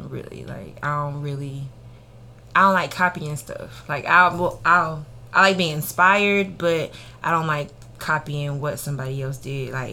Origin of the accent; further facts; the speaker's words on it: the South, United States; Cause growing up in the South, you know, you always gonna have the same stuff over and over and over.